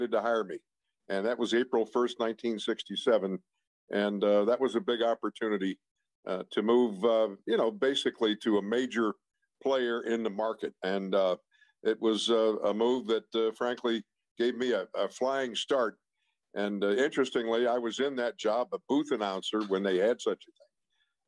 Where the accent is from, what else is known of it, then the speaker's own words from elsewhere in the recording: Pittsburgh, Pennsylvania, United States; In the Garfield section of Pittsburgh, which is near East Liberty, or as we Pittsburghers say, Sliberty